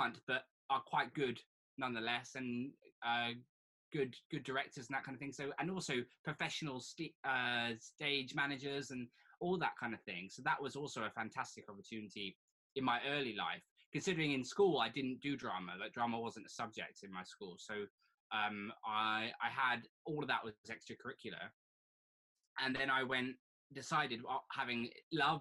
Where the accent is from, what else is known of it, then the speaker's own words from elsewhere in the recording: Surrey, South East England, United Kingdom; accent: posh; I was born in Surrey. Very green, boring green Surrey.